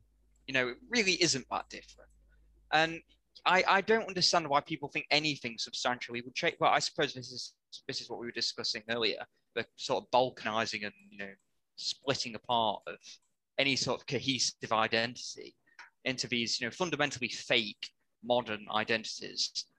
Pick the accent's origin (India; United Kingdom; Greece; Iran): United Kingdom; the north of England; as a Northerner.